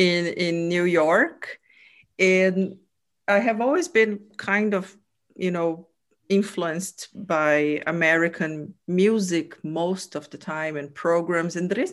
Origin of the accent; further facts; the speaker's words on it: Brazil; first language Portuguese; English is a second language; now in Finland; And I am not a native speaker as well. I am Italian and I was born in Brazil.